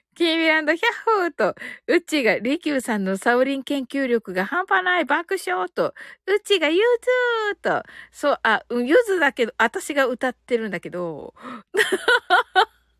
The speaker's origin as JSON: {"language": "Japanese", "region": "Kyushu", "country": "Japan"}